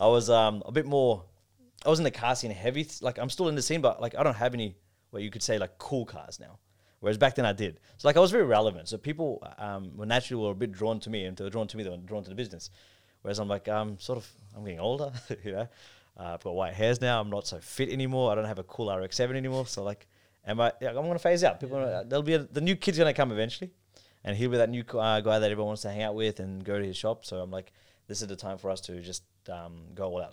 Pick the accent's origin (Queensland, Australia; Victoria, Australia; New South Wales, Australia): Victoria, Australia; Melbourne; also born or lived in Pakistan; growing up in Melbourne